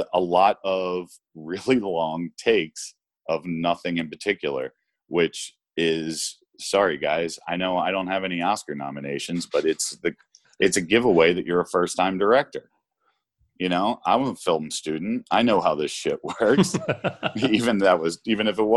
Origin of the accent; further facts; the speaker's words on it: United States; as an American